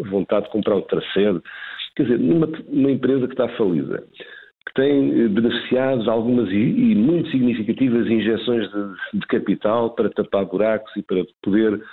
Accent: Portugal

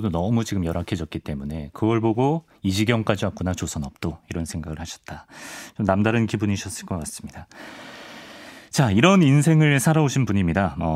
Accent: Changwon, South Gyeongsang, South Korea; 고향은 마산입니다. 마산.

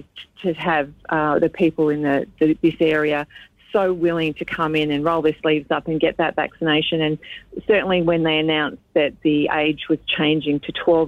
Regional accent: Australia; we're all Australian

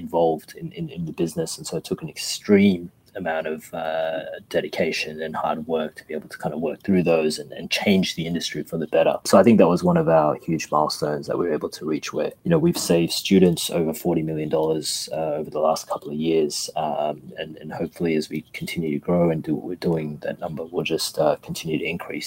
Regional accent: Australia; we're here from Australia.

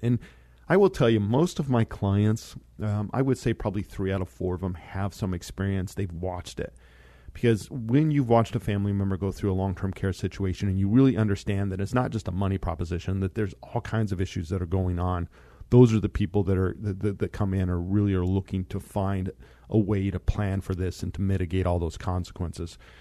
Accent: Monte Vista, Colorado, United States; I grew up in Monta Vista, Colorado.

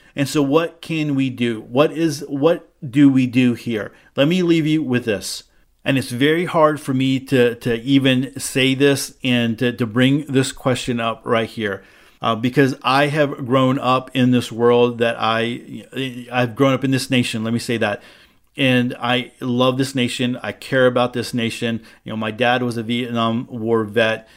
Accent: United States; As an American Jew

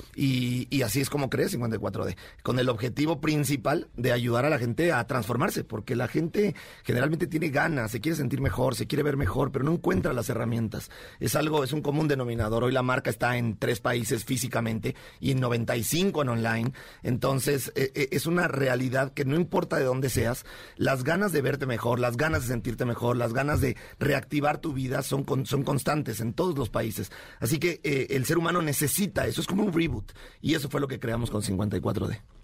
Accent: Mexico; aquí todos somos mexicanos

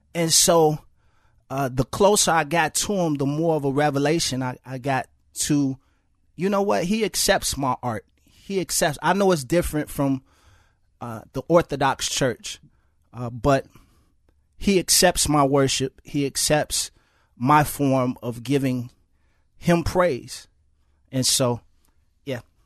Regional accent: Chicago, Illinois, United States; I grew up in Chicago public housing.

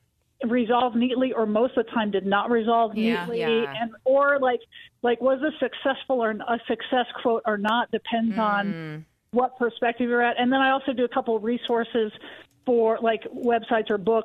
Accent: Wisconsin, United States; moved away as an adult; also born or lived in Chicago; now in Denver, United States; I grew up in Wisconsin

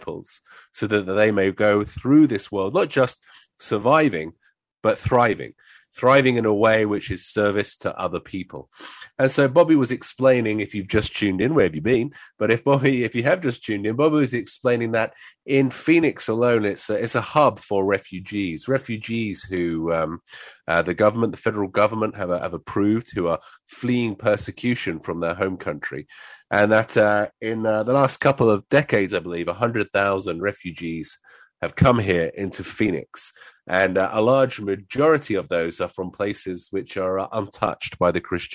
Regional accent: United Kingdom; my wife is American and I'm a Brit

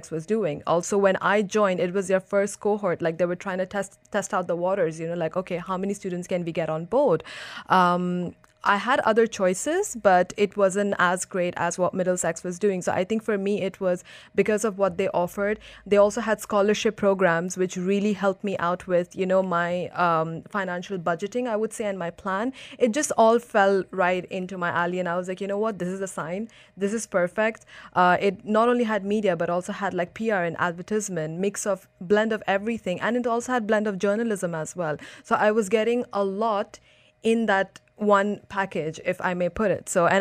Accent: Dubai, United Arab Emirates; I grew up in Dubai. It's my hometown.

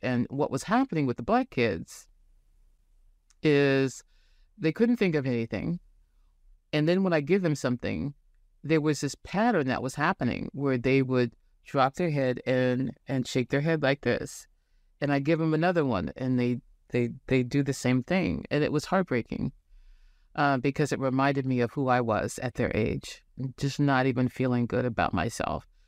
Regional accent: Santa Rosa, California, United States; moved away as an adult; now in Portland, United States; I was born in Santa Rosa, California, in Northern California

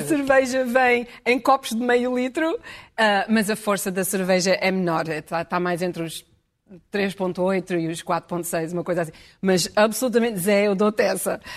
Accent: Portugal; moved away; eu dizia que era, vinha de Portugal

